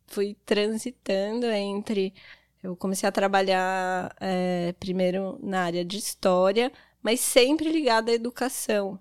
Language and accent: Portuguese; São Paulo, Brazil; moved away as an adult; now in Garopaba, Brazil; Eu sou de São Paulo, estou há seis anos aqui em Garopaba